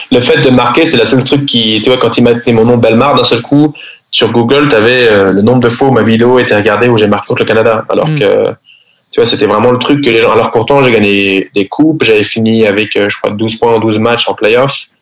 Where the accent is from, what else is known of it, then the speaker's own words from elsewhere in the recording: Paris, Île-de-France, France; first language French; moved away as an adult; also born or lived in Sweden; je suis français, je, je viens de Paris.